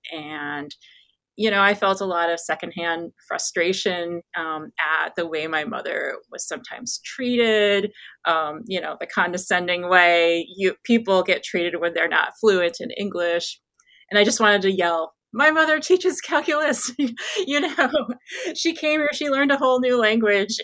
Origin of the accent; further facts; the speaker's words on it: Midwest, United States; born and raised in America, I couldn't feel more American, um, specifically Midwestern.